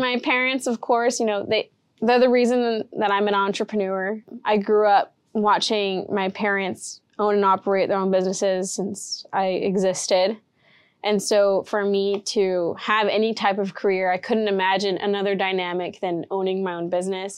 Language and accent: English; Rio Grande Valley, Texas, United States; I'm in the Valley, I grew up in the Valley, and I love the way that that looks